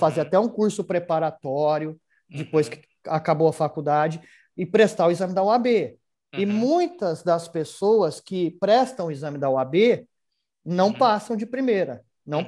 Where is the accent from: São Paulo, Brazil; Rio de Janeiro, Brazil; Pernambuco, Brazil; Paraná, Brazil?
São Paulo, Brazil; Ribeirão Preto; eu sou natural de Ribeirão Preto